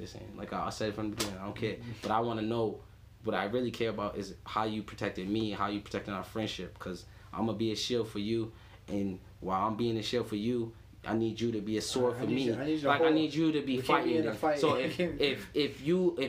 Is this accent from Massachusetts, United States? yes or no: yes; Boston, Massachusetts, United States; I grew up in Dorchester in like grade school and stuff.